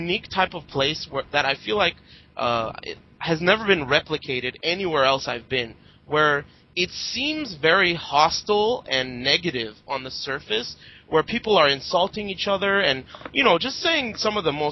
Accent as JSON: {"language": "English", "country": "United States", "tie": "born or raised there", "said": "growing up in America in the arcade"}